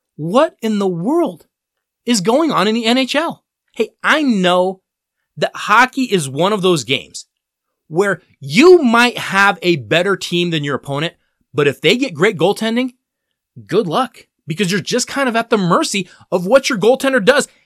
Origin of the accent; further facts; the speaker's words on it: Denver, Colorado, United States; the Denver Nuggets, my hometown team